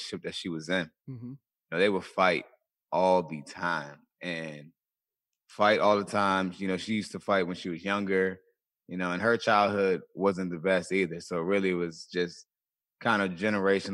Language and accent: English; Colonial Beach, Virginia, United States; I grew up in a small town in Virginia, a small town called Colonial Beach, Virginia